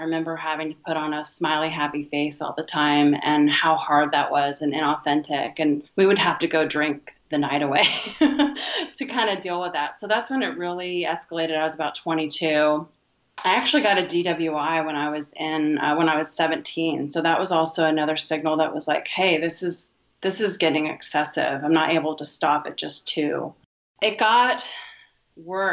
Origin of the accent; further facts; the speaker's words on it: Vancouver, Washington, United States; I'm from Vancouver, Washington, USA.